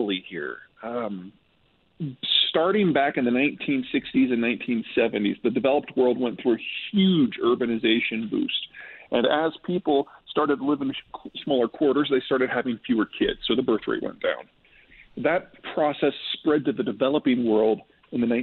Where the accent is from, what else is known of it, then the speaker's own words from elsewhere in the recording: United States; as an American